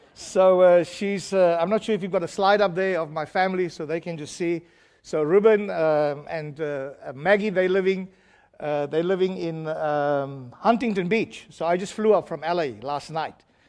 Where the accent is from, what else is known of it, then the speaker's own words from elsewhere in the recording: South Africa; I'm from South Africa